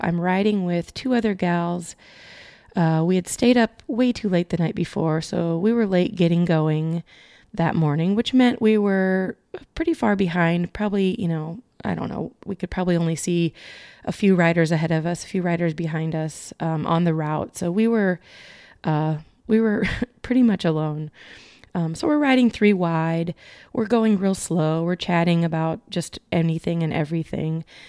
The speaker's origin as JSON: {"language": "English", "region": "Iowa", "country": "United States", "tie": "born or raised there", "said": "my home state is Iowa"}